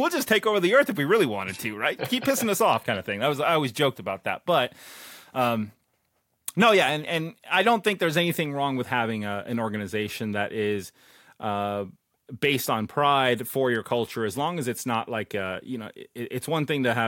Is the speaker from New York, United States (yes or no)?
no; Las Vegas, Nevada, United States; now in Chillicothe, United States; I was born in Las Vegas. Okay, like, yeah, I look Asian, but I'm American. Like, I was born and raised here